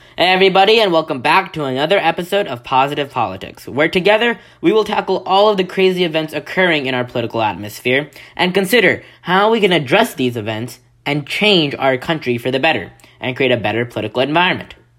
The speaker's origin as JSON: {"language": "English", "region": "Virginia", "country": "United States", "tie": "born or raised there", "said": "my home state of Virginia"}